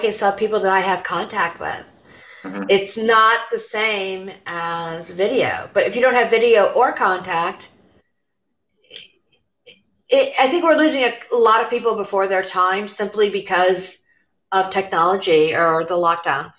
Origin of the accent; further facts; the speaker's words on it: Illinois, United States; now in Pittsburgh, United States; I'm Illinois native